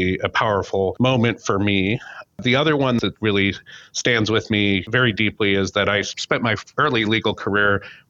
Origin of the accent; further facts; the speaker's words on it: Seattle, Washington, United States; I grew up in the Seattle area where my family still is